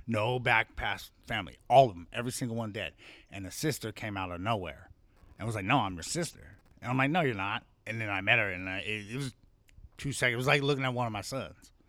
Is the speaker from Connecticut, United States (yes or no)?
no; Compton, California, United States; also born or lived in Hollywood, Los Angeles / Henderson; we lived in Compton.